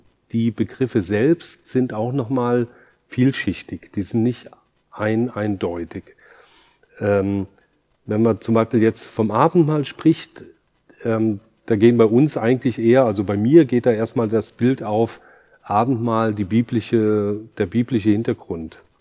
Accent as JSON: {"language": "German", "country": "Germany", "moved": "yes", "lives_now": "Aarau, Switzerland", "said": "komme ich aus Deutschland, bin über 20 Jahre jetzt in der Schweiz"}